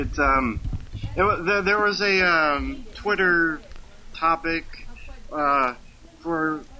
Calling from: Maryland, United States; from Maryland.

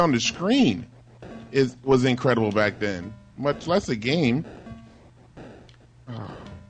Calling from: Virginia Beach, Virginia, United States; calling from Virginia Beach.

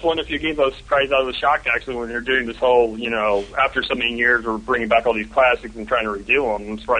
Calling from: Melbourne, Victoria, Australia; calling from Melbourne.

